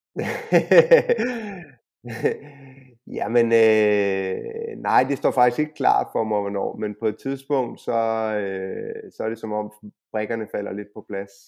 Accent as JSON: {"language": "Danish", "country": "Denmark", "moved": "yes", "lives_now": "Spain", "said": "dansker og EU-borger"}